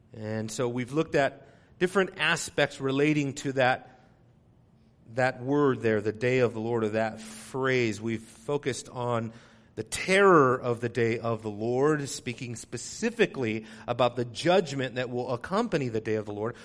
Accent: Southern California, United States; growing up in Southern California, that's, you know, earthquake country there

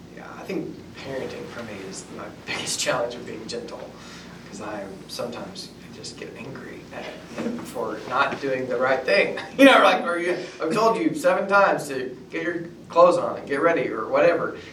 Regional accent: North Alabama, United States; moved away as an adult; also born or lived in Tuscaloosa, Alabama; I grew up in North Alabama

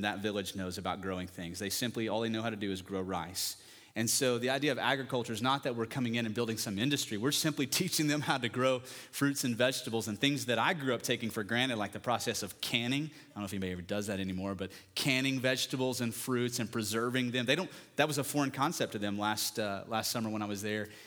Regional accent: West Texas, United States; I'm from West Texas

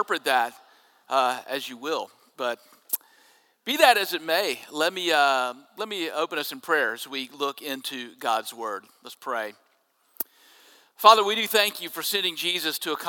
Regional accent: Jackson, Mississippi, United States; When I was growing up in Jackson, we had a double-A team in Jackson that fed to the New York Mets

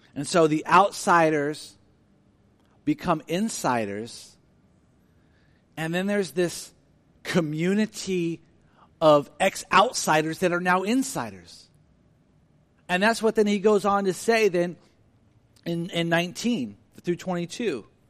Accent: Sacramento, California, United States; I grew up in South Sacramento

